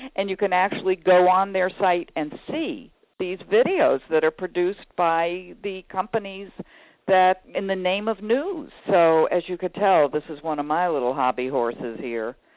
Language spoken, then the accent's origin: English; Chicago, Illinois, United States; I am from the Chicago area